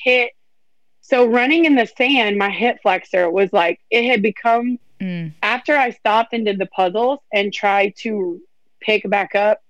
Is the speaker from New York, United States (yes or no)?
no; Louisiana, United States; I'm from Louisiana